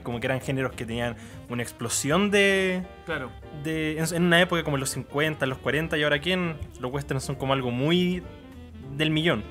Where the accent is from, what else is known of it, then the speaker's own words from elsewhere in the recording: Chillán, Ñuble, Chile; yo soy de Chillán